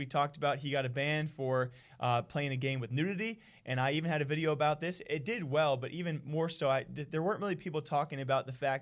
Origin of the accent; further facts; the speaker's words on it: Iowa, United States; moved away; I'm actually originally from Iowa